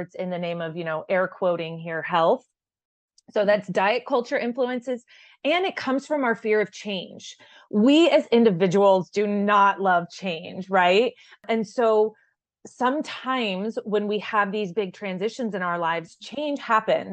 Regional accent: Tucson, Arizona, United States; I grew up in Tucson, so I am genuinely a Wildcat at heart

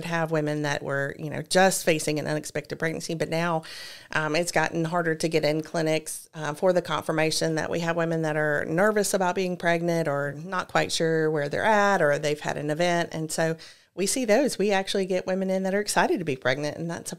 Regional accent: Georgia, United States; also born or lived in Rome; So I was born in Rome. My father worked for George Power, and we moved all around Georgia.

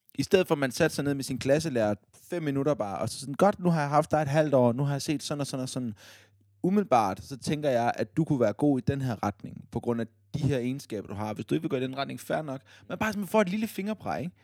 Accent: Odense, Southern Denmark, Denmark; Fordi jeg er fra Odense.

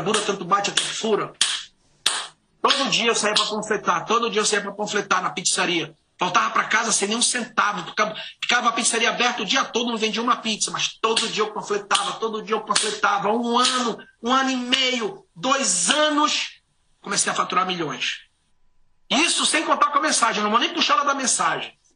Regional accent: Santarém, Pará, Brazil; moved away as an adult; also born or lived in Belém; now in United States; Eu, é, nasci em Belém, nasci em Santarém, me cresci numa ilha, fui para Belém

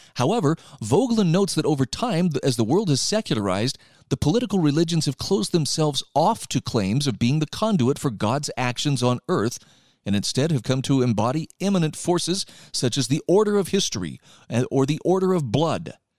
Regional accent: Utah, United States; my home state of Utah

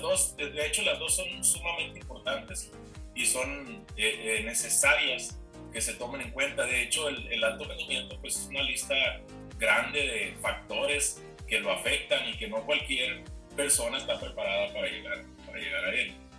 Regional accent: Culiacán, Sinaloa, Mexico; moved away as an adult; now in Chihuahua, Mexico; regresarme entonces pues, a, mi tierra, a Culiacán

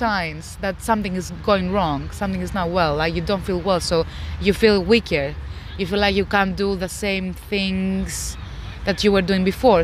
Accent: Greece; now in United Kingdom; I'm originally from Greece.

